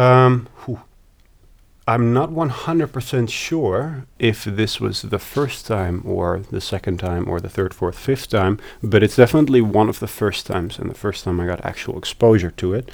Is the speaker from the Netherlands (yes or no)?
yes; Amsterdam, North Holland, Netherlands; moved away as an adult; also born or lived in The Hague / Berlin, Germany / Sydney, Australia / Newcastle, Australia; I was born in The Hague, but I've lived in Amsterdam since I was three.